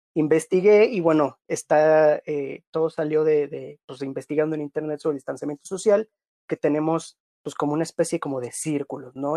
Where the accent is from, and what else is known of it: Mexico; also born or lived in Playa del Carmen / Cancún